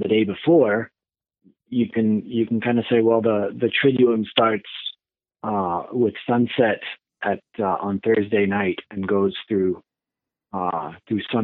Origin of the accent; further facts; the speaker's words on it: France; moved away as an adult; now in Ann Arbor, United States; I grew up in France, and I moved to the States for my college years, and been here ever since.